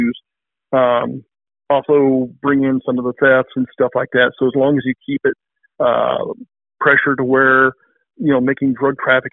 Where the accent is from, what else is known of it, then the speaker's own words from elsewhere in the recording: Clarinda, Iowa, United States; I was born here in Clarinda. I went to Clarinda Schools and graduated from there